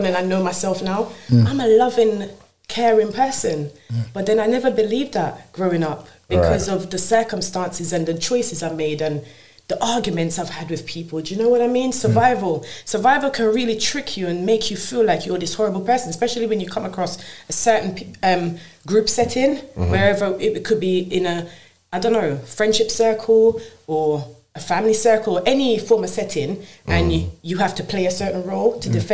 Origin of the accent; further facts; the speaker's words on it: Jamaica; I was born in Jamaica.